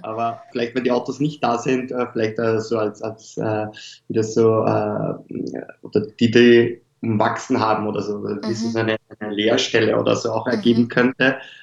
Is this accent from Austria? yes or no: yes; Lower Austria, Austria; moved away; ich komme ursprünglich aus Niederösterreich